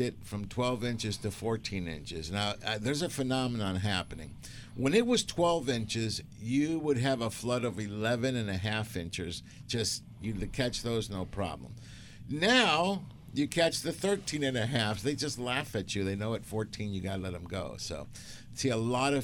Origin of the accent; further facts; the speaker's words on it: Newport Beach, California, United States; I grew up in Newport